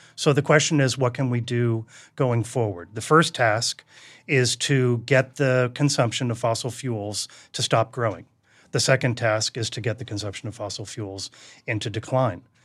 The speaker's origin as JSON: {"language": "English", "town": "Duxbury", "region": "Massachusetts", "country": "United States", "tie": "born or raised there", "said": "I grew up in New England"}